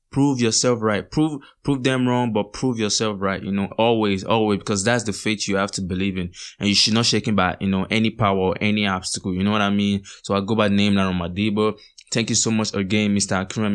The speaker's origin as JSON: {"language": "English", "country": "Nigeria", "said": "as Nigerian youth"}